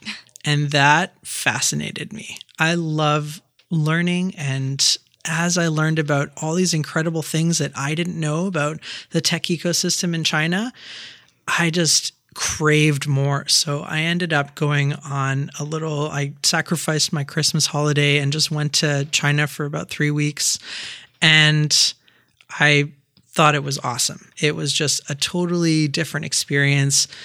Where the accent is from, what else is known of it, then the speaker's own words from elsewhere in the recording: Quebec, Canada; also born or lived in Turkey; I was born in Turkey, so my family's Turkish, and I grew up in Quebec, going to French elementary school and then to high school in English.